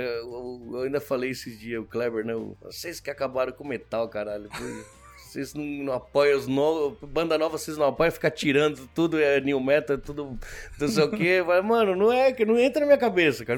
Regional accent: Santo André, São Paulo, Brazil; moved away as an adult; also born or lived in Buenos Aires, Argentina / São Vicente, Brazil; now in Japan; a gente não ficou um ano, já foi para Santo André

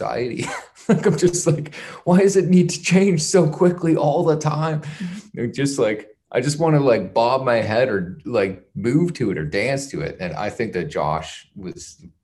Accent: Canada; growing up in Canada

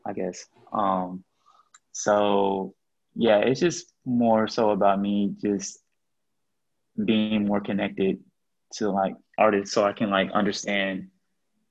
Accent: Grandview, Missouri, United States; also born or lived in Kansas City; I grew up in Grandview, or at least like part of my time in KC, I was in Grandview

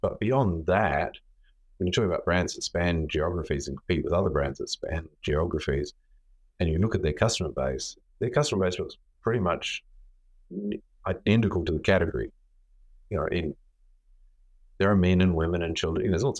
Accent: Australia; I always fly with Qantas. I'm sure Australian. It's quite hard not to fly with Qantas.

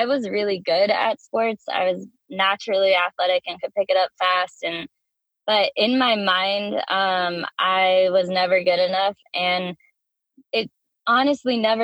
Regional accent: Washington, United States; now in California, United States; I grew up in Washington State.

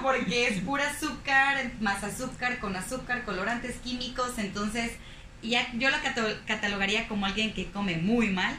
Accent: Zapopan, Jalisco, Mexico; now in Monterrey, Mexico; Soy foránea, soy de Guadalajara, Jalisco, de, específicamente de Zapopan, Jalisco.

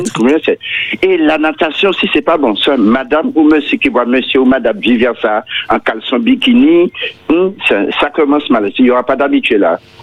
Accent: Martinique; Je suis de la Martinique

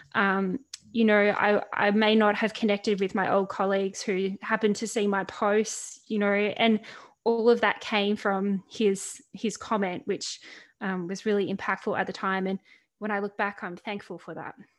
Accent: Central Coast, New South Wales, Australia; Central Coast, where I grew up in Australia

